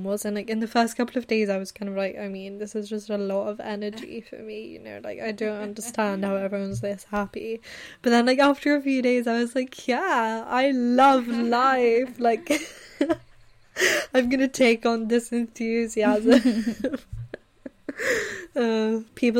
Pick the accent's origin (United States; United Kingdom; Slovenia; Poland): United Kingdom; England; I was, like, the only English person, and I was really conscious. I was like, oh my god, like, is my accent annoying to them?